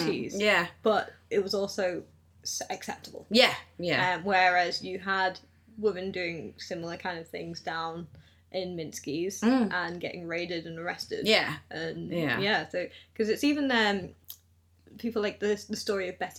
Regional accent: Liverpool, North West England, United Kingdom; born or raised there; also born or lived in Australia

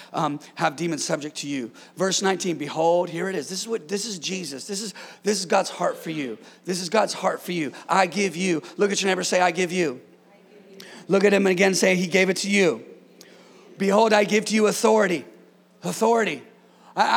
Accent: California, United States; born and raised in California

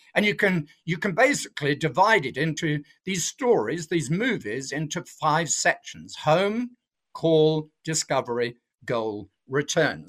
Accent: south of England, United Kingdom; moved away as an adult; now in Australia; I'm not originally from Australia, I'm from England, although I've been here for thirty years now, so I see myself as Australian. But I was brought up in the south of England on a farm

